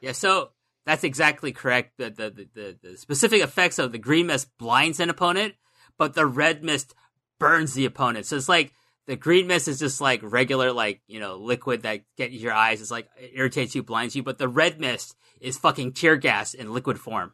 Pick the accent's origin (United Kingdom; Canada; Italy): Canada; we're Canadian